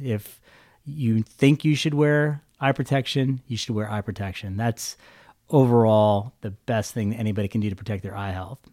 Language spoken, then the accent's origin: English; Visalia, California, United States; moved away as an adult; also born or lived in Stockton, California; now in Fresno, United States; I'm a Valley native. I grew up in Visalia